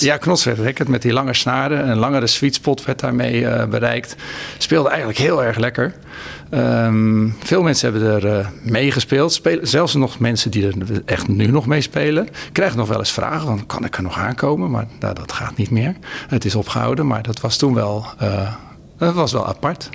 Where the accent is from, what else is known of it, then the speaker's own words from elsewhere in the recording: Rotterdam, South Holland, Netherlands; als Rotterdammer